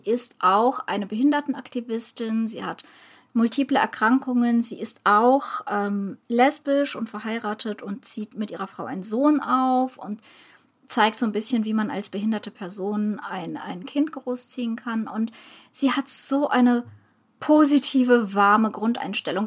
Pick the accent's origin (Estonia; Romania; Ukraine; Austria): Ukraine; now in Germany; Als Ukrainerin